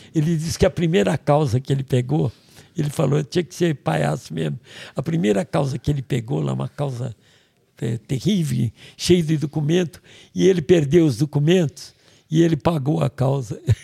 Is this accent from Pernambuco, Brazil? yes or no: no; Niterói, Rio de Janeiro, Brazil; born or raised there